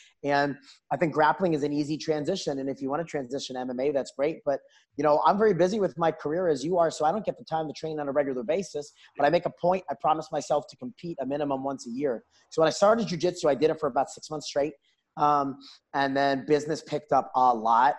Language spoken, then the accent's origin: English; New York, United States; now in Houston, United States; I grew up in New York where wrestling was bigger than football is down here in Texas